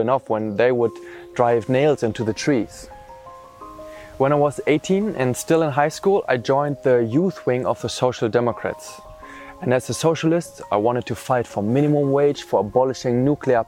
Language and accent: English; East Germany, Germany; now in Austria; I was born in East Germany into an atheist family and an almost completely secular social environment. All my relatives, schoolmates and friends were mostly non-believers